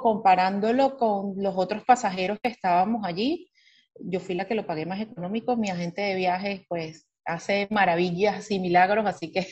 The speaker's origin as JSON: {"language": "Spanish", "country": "Venezuela", "moved": "yes", "lives_now": "Miami, United States", "said": "como todo venezolano resiliente"}